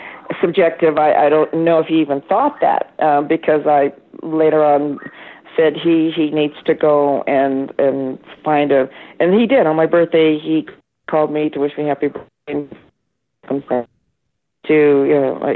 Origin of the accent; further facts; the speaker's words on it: Midwest, United States; I was from the Midwest